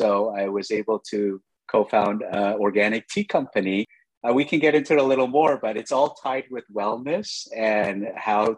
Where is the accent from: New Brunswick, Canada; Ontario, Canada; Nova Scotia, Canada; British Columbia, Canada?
British Columbia, Canada; Vancouver; moved away as an adult; also born or lived in New York; I grew up in Vancouver, Canada